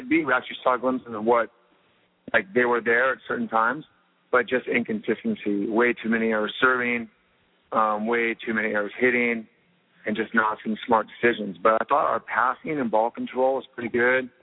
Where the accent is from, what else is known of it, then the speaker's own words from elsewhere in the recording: Costa Mesa, California, United States; I'm from Costa Mesa.